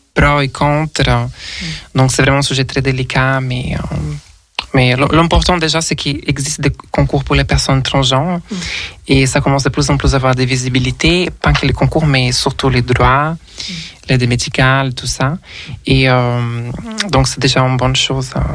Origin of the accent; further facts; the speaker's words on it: Rio de Janeiro, Brazil; French is a second language; moved away as an adult; also born or lived in Brussels, Belgium; now in Paris, France; je suis d'origine brésilienne, euh, je suis née au Rio de Janeiro